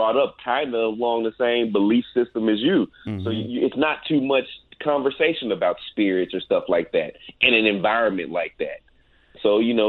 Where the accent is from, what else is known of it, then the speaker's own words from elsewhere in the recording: Dallas, Texas, United States; born and raised in Dallas, Texas